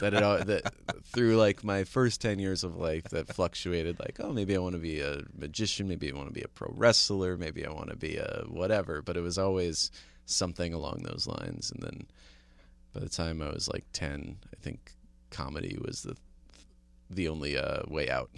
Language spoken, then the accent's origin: English; New Jersey, United States; I grew up in New Jersey